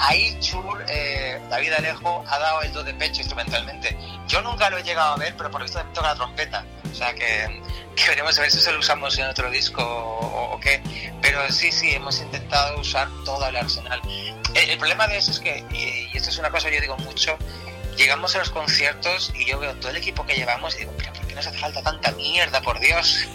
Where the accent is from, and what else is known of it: Andalusia, Spain